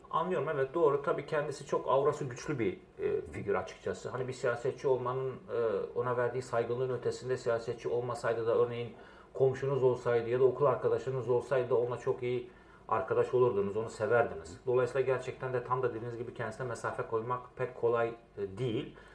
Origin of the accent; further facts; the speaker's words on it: Diyarbakır, Diyarbakır Province, Turkey; moved away as an adult; also born or lived in Izmir / Istanbul; Diyarbakır'da doğdum, büyüdüm.